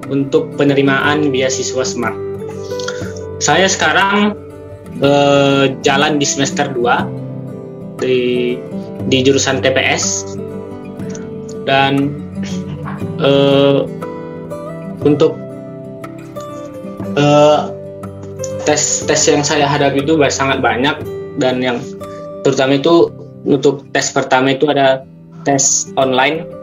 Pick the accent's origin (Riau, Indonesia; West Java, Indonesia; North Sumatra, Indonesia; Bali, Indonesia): Riau, Indonesia; Tualang; Eh, saya berasal dari Riau, tepatnya itu dari Tualang.